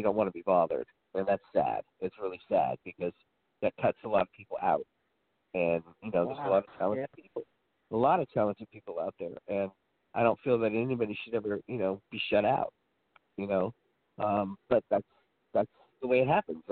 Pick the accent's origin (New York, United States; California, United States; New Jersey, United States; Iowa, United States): California, United States; Oakland; I was born in Oakland